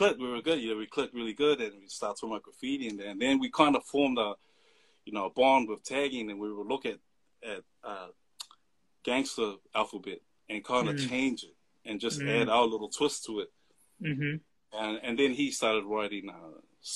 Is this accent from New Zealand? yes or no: yes; Auckland, New Zealand; coming from Mangere, South Auckland, that's all you see, just Polys most of the time